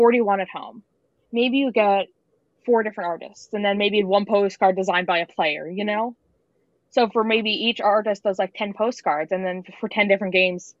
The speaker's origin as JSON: {"language": "English", "town": "Boston", "region": "Massachusetts", "country": "United States", "said": "I'm from Boston, I'm a Bruins fan"}